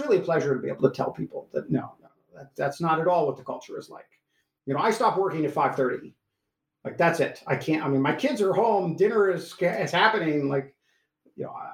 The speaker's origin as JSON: {"language": "English", "region": "Iowa", "country": "United States", "tie": "born or raised there", "moved": "yes", "said": "I grew up in Iowa, a small town of 50,000 people, roughly half students and half full-time residents."}